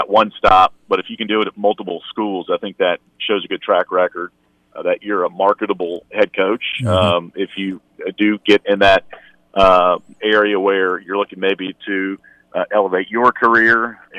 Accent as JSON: {"language": "English", "town": "Mount Airy", "region": "North Carolina", "country": "United States", "tie": "born or raised there", "said": "I grew up just below the state line in Mount Airy, North Carolina"}